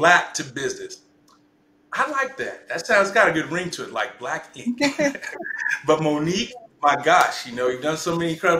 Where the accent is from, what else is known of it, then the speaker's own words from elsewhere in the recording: Kansas, United States; how I grew up, you know, in Kansas